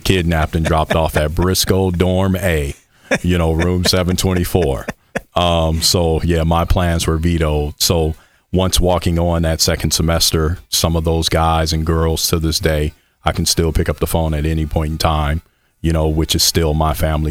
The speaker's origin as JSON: {"language": "English", "town": "Michigan City", "region": "Indiana", "country": "United States", "tie": "born or raised there", "also_born_or_lived": "Bloomington, Indiana", "moved": "as an adult", "said": "originally born and raised in Michigan City, Indiana, up there on Lake Michigan"}